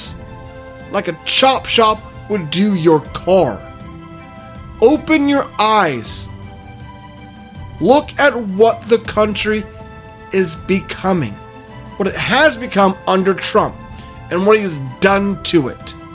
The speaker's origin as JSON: {"language": "English", "country": "United States", "said": "our rights as American citizens"}